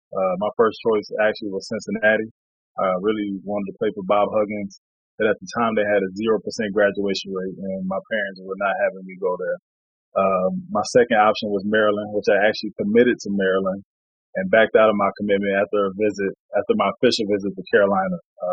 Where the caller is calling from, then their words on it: Sapporo, Hokkaido, Japan; I'm calling in from Sapporo, Japan. It's on the northernmost island of Japan, island called Hokkaido, city called Sapporo.